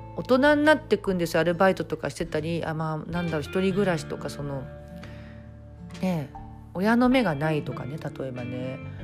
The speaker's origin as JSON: {"language": "Japanese", "region": "Tokyo", "country": "Japan", "tie": "born or raised there", "said": "私江戸っ子で両親も東京の人"}